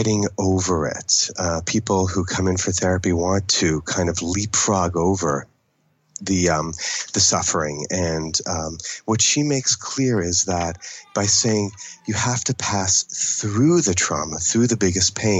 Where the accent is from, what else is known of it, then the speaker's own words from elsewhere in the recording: Toronto, Ontario, Canada; first language English; I grew up in Toronto for the American, it's really the Anglophone part of Canada